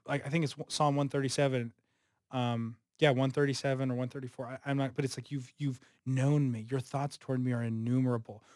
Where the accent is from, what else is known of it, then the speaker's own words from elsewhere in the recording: Southern California, United States; now in Chicago, United States; I'm from Southern California.